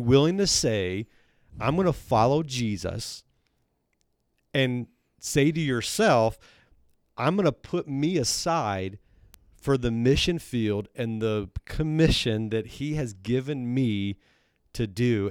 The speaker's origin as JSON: {"language": "English", "region": "Texas", "country": "United States", "tie": "born or raised there", "also_born_or_lived": "Missouri", "moved": "yes", "lives_now": "Centerville, United States", "said": "I grew up in Texas"}